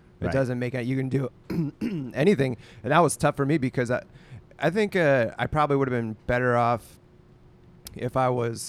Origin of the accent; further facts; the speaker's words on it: Pennsylvania, United States; Well, I grew up outside of Pittsburgh.